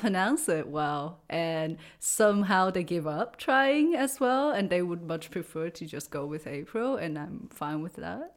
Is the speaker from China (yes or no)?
yes; China; English is a second language; moved away as an adult; also born or lived in United States / Canada / Austria / Germany; now in Freiburg, Germany; I grew up in China and lived there till I was twenty